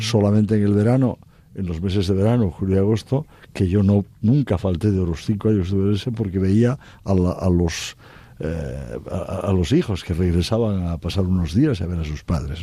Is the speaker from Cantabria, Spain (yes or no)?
yes; Cantabria, Spain; moved away as an adult; also born or lived in Oviedo / Orense